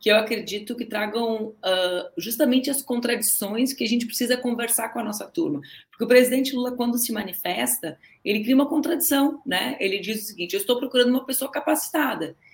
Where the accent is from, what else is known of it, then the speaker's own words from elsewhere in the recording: Brazil; eu sou brasileira